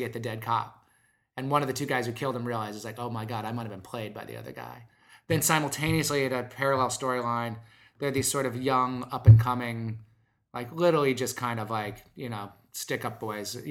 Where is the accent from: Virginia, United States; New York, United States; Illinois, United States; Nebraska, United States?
Nebraska, United States; Omaha; I'm not from Detroit, but I'm from Omaha, Nebraska